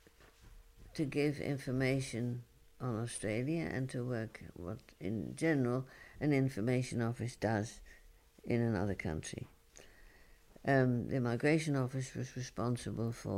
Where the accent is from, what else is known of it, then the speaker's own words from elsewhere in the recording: London, United Kingdom; moved away as an adult; I come from London, but I live here and I'm working here.